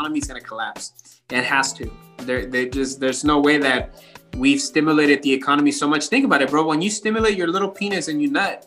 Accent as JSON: {"language": "English", "country": "United States", "said": "as American citizens"}